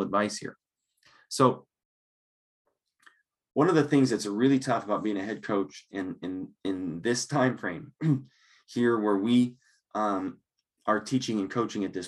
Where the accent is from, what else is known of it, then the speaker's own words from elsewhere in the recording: Longmont, Colorado, United States; now in Lincoln, Nebraska, United States; I grew up in Longmont